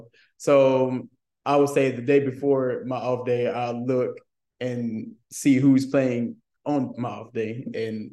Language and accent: English; Memphis, Tennessee, United States; I'm from Memphis, Tennessee